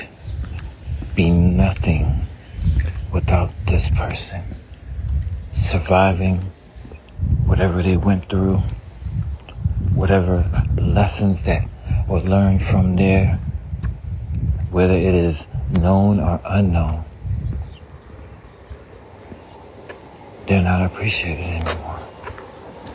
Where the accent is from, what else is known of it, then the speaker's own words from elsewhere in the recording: the South, United States; I grew up in the South, so we had hog maw